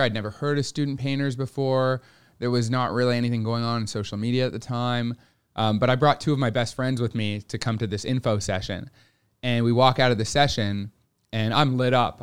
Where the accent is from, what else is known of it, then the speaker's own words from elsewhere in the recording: Montreal, Quebec, Canada; moved away as an adult; now in Toronto, Canada; I grew up in Montreal